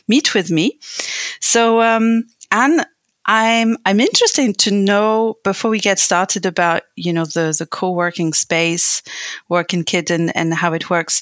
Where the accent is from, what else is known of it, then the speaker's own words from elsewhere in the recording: France; moved away as an adult; now in Berlin, Germany; I was born in France and I got pregnant shortly after moving to Germany.